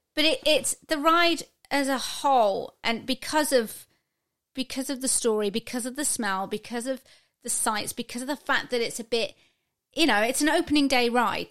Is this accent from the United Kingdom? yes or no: yes; United Kingdom; we're British